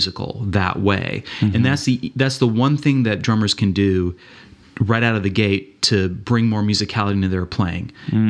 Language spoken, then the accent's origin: English; Central Florida, United States; I grew up in Central Florida, mm-hmm, in rural Florida, well, not rural, but smaller town Florida